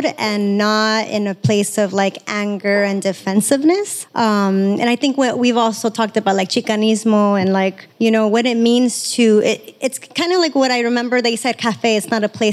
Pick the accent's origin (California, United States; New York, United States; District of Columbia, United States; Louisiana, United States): California, United States; Los Angeles; first language Spanish; English is a second language; a young brown girl from Southeast